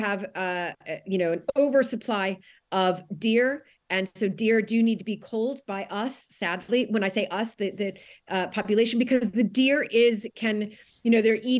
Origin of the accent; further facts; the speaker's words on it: United States; moved away as an adult; now in United Kingdom; as an American, I have a little bit, I think, more insightful view on what it was like as an American marrying into